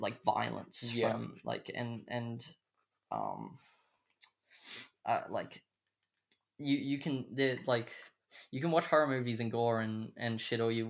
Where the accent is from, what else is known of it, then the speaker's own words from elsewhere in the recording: Australia; we're Australian people.